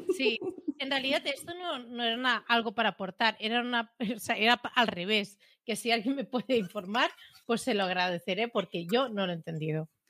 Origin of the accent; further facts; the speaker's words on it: Premià, Catalonia, Spain; aquí en, mi pueblo hay un local